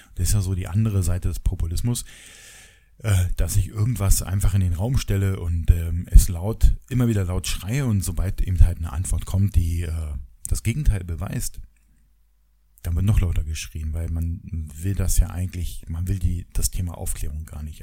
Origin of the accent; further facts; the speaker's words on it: GDR, East Germany, Germany; ich komme ja aus der DDR